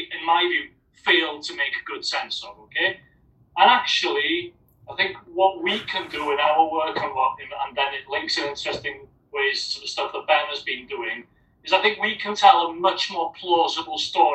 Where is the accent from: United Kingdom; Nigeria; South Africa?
United Kingdom; Wales; accent: Welsh; my accent in Wales